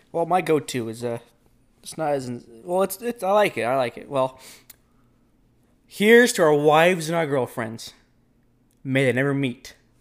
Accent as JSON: {"language": "English", "country": "United States", "said": "I'm American"}